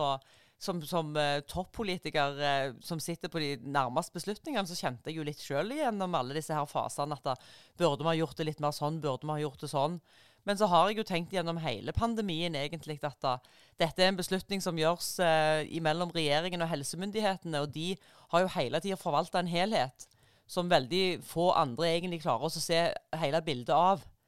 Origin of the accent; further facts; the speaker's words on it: Rogaland, Norway; jeg kommer jo fra, fra Rogaland